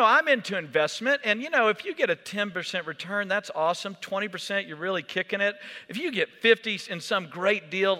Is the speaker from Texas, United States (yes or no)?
yes; Texas, United States; I grew up in Texas.